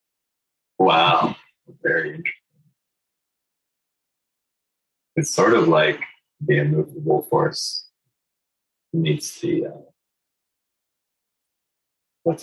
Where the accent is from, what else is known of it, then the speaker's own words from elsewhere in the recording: New Hampshire, United States; because I grew up in New Hampshire